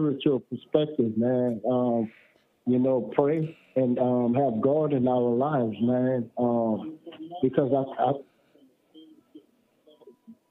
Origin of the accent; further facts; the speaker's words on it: New Orleans, Louisiana, United States; now in California, United States; I'm from New Orleans, but I'm out here in California